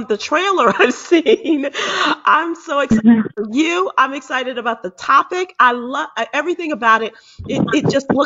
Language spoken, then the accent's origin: English; Chicago, Illinois, United States; moved away; also born or lived in Texas; I was born and raised in Chicago